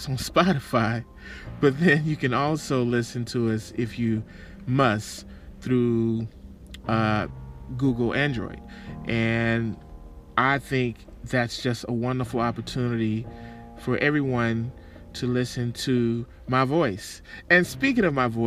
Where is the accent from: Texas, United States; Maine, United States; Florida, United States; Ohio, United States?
Texas, United States; Texas, my hometown.